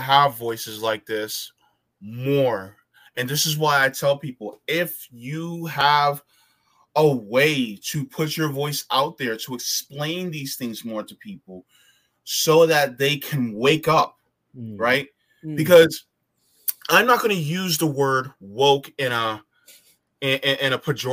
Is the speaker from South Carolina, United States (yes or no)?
no; Florida, United States; also born or lived in New Jersey; I was born in New Jersey, okay, but I was raised mostly in Florida